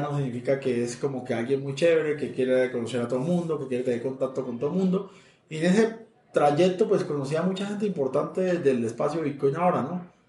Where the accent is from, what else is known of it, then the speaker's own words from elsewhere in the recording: Táchira, Venezuela; accent: Colombian; moved away as an adult; also born or lived in Houston, United States; now in Bogotá, Colombia; yo tengo una voz de colombiano, pero pues eh, yo he vivido toda mi vida en Venezuela, me considero más venezolano que colombiano. 33 eh, años pasé mi vida en el Táchira, yo me considero andino